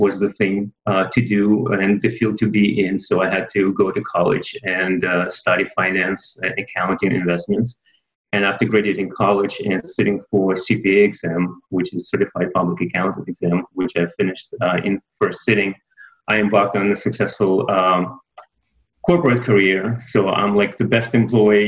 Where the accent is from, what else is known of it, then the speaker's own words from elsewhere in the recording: Kyiv, Ukraine; moved away as an adult; now in United States; born and raised in Kyiv, Ukraine